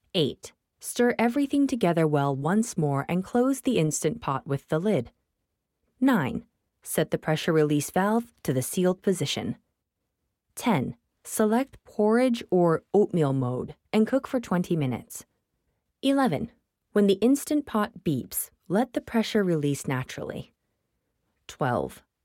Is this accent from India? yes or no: yes; Mumbai, Maharashtra, India; I was born and raised in Bombay, India